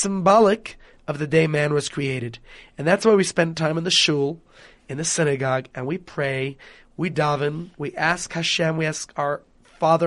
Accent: New York, United States; I am from New York

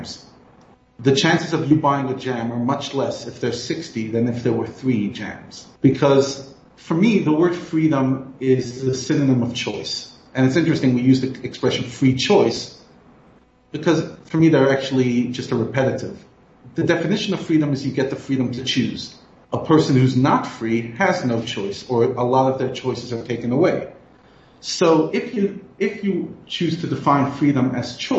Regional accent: United States; moved away; I grew up in America

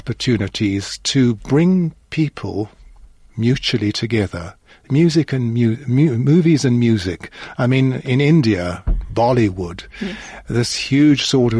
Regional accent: South Africa; I'm from South Africa

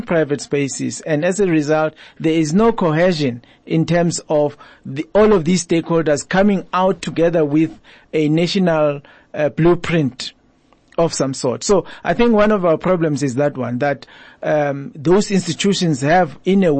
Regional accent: South Africa; as South African citizens

